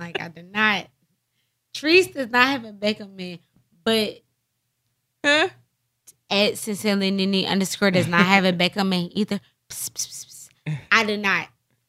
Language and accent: English; Philadelphia, Pennsylvania, United States; I'm from North.